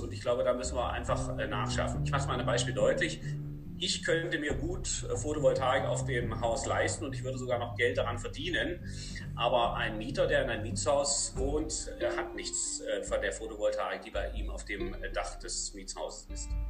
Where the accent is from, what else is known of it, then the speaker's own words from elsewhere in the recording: Germany; moved away as an adult; now in Paderborn, Germany; noch in der D D R, da bin ich ja her